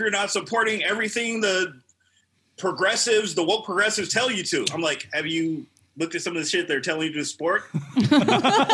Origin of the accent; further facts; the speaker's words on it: Irving, Texas, United States; also born or lived in East St. Louis, Illinois; when I was like 8 years old, my mom up and moved, we decided to move to Irving, Texas